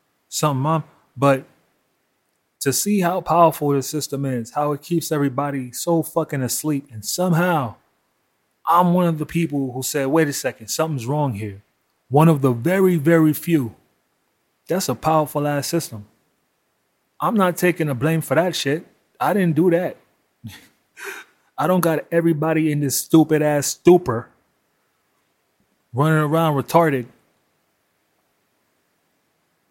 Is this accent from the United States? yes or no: yes; New York City, New York, United States; I grew up in Brooklyn in the 80s and 90s